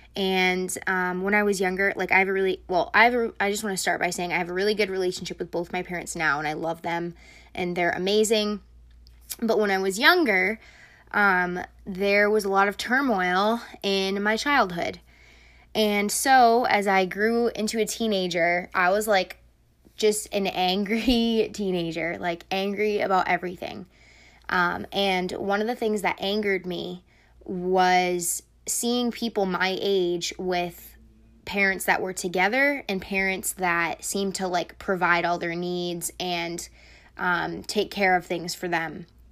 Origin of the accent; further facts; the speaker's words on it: United States; I was born in America and I have a different life than them